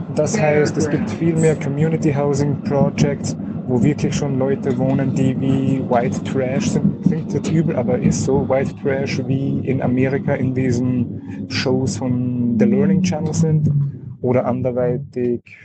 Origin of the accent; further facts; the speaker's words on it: Austria; als Österreicher